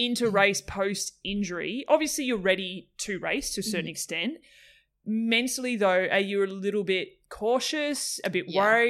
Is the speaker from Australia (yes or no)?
yes; Tasmania, Australia; I'm from Tassie